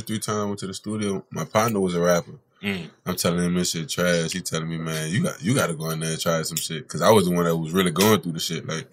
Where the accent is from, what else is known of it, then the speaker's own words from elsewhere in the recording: New Orleans, Louisiana, United States; I'm one of the people that's really from New Orleans